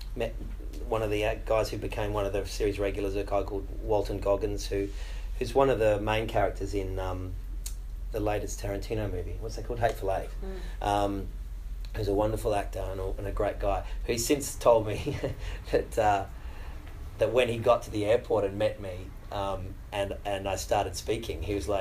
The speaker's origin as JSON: {"language": "English", "country": "Australia", "moved": "as an adult", "lives_now": "Los Angeles, United States"}